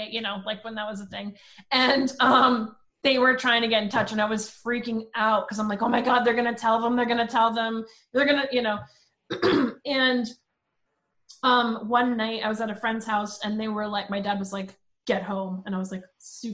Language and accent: English; Princeton Junction, New Jersey, United States; also born or lived in Long Island, New York; when I was 5, I moved to Princeton Junction, New Jersey.